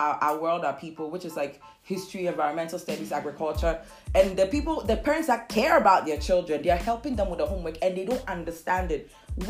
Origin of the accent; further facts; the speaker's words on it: Nzema area, near the Ivory Coast border, Western Region, Ghana; I'm from Sishi Nzema